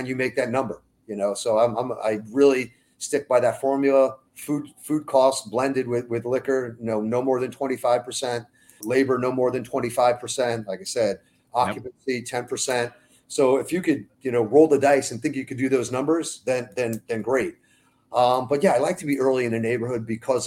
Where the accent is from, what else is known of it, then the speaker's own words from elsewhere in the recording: New York City, New York, United States; now in Florida, United States; Jewish and growing up in New York, you know, deli was part of my life. It really was. You know, you went into, you know, I grew up in Brooklyn